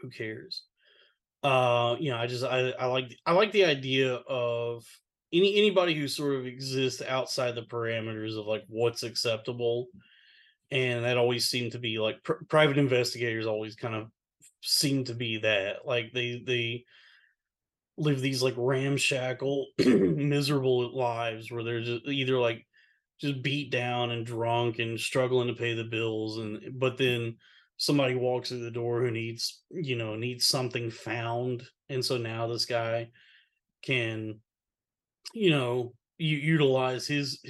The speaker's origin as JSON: {"language": "English", "region": "the South", "country": "United States", "tie": "born or raised there", "said": "Like growing up in the South, it was like that was all you ever drank was either sweet tea or Coca-Cola before they found out it was bad for you."}